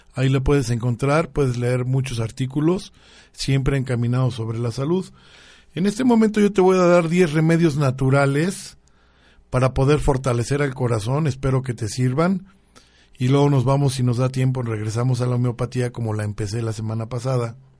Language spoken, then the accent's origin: Spanish; Mexico